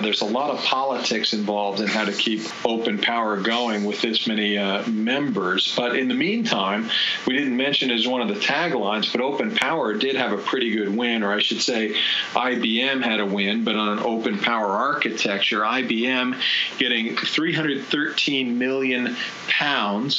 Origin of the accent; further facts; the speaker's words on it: United States; as an American